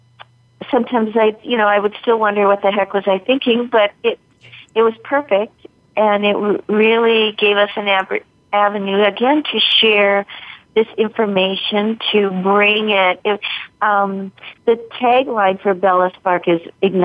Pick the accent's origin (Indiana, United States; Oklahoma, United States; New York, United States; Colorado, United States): Colorado, United States; Fort Collins; I was the executive director of the symphony in my hometown of Fort Collins, Colorado